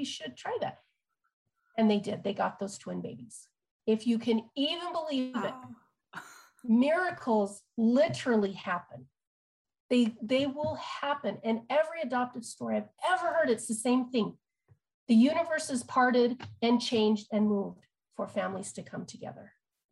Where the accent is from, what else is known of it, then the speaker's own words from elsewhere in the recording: Utah, United States; I'm from Utah